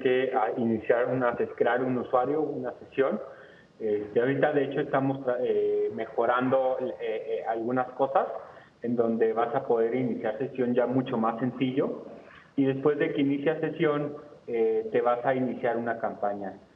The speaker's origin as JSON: {"language": "Spanish", "country": "Mexico", "said": "como mexicanos"}